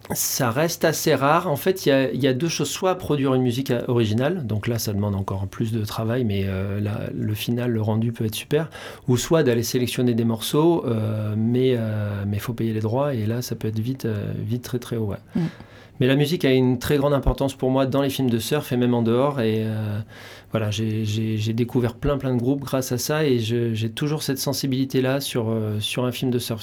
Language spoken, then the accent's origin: French; Charente-Maritime, Nouvelle-Aquitaine, France; moved away; Je suis originaire de Charente-Maritime au départ.